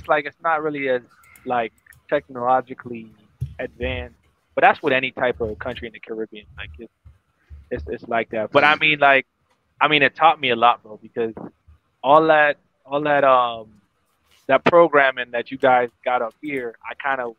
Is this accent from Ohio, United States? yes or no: no; Broward County, Florida, United States; also born or lived in Bahamas; now in Orlando, United States; I grew up in Broward, but then I moved and I lived in the Bahamas for like 7 years, and then I came back here